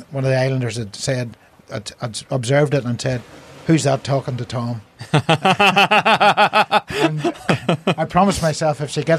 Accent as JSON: {"language": "English", "town": "Cushendall", "region": "Northern Ireland", "country": "United Kingdom", "said": "we're from Northern Ireland, we're over for lunch.\" So, \"Oh, how did you get there?\" And I said, \"By boat, I build boats.\" And so, \"Where are you from?\" I said, \"We're Red Bay or Cushendall.\""}